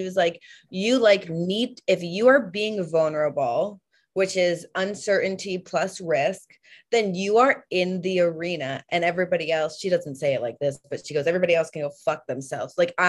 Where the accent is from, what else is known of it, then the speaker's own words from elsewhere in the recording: East Coast, United States; we're both from the East Coast, so we were vibing.